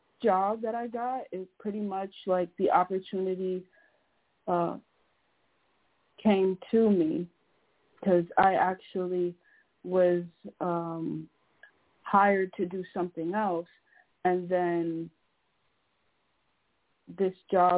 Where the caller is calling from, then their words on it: Connecticut, United States; I'm calling from Connecticut.